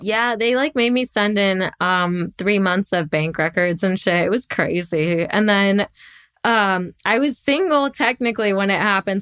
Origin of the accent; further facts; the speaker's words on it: Midwest, United States; I grew up in the Midwest